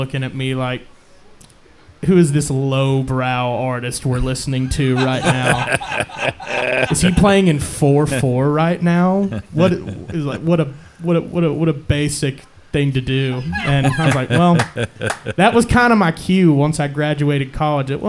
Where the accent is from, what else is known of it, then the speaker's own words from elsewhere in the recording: Olney, Texas, United States; moved away; also born or lived in Oklahoma; I'm from Alney, Texas, originally